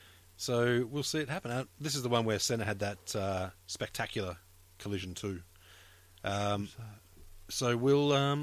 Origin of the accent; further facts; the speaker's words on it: Australia; I'm Australian